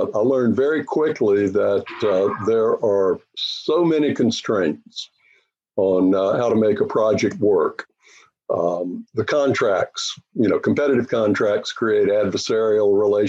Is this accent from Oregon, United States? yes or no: no; North Carolina, United States; moved away; I grew up in North Carolina